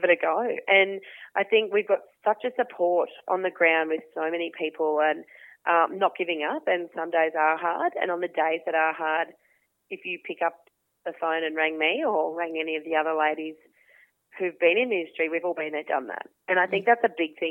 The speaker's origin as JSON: {"language": "English", "town": "Toowoomba", "region": "Queensland", "country": "Australia", "tie": "born or raised there", "said": "So I grew up outside of Toowoomba, half an hour outside of Toowoomba, fifth generation on a small grazing property out there with mum and dad"}